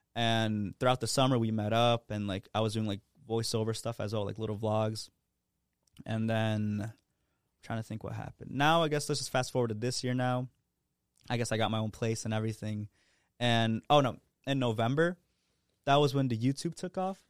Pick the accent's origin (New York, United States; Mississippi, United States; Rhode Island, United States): Rhode Island, United States; Providence; born and raised in Providence, you know, I haven't left.